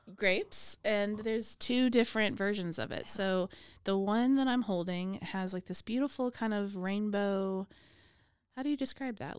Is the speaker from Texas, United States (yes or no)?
yes; Waco, Texas, United States; also born or lived in Austin; even moving back to Waco, when I came back from Austin, I had my parents' old house